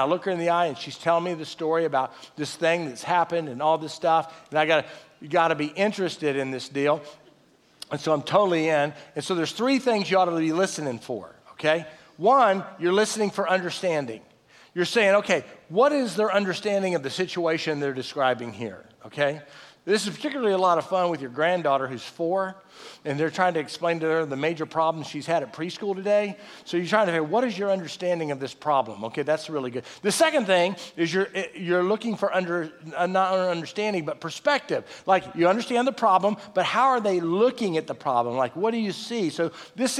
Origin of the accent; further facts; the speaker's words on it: Texas, United States; we're all from Texas